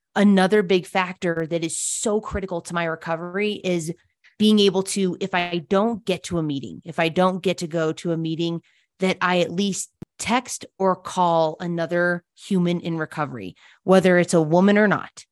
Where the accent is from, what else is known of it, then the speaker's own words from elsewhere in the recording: Telluride, Colorado, United States; also born or lived in Denver, Colorado; now in Salida, United States; My dad had three girls growing up in Telluride, Colorado